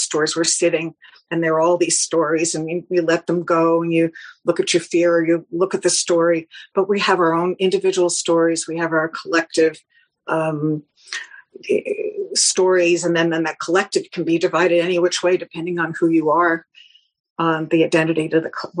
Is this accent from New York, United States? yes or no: yes; New York, United States; I'm a New Yorker